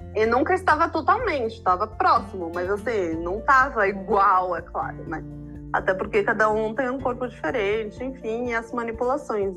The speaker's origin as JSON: {"language": "Portuguese", "region": "São Paulo", "country": "Brazil", "tie": "born or raised there", "moved": "as an adult", "said": "Eu me mudei para a praia para ter mais esse contato, mas eu morei minha vida inteira em São Paulo."}